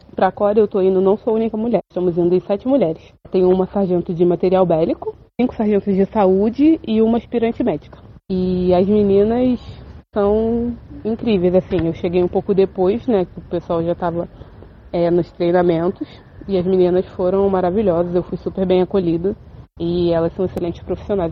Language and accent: Portuguese; Rio de Janeiro, Brazil; moved away as an adult; now in São Vicente, Brazil; eu sou natural do Rio de Janeiro